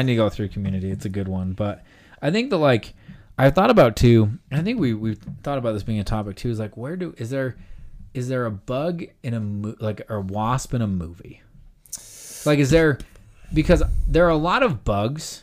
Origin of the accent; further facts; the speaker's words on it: Utah, United States; I am from Utah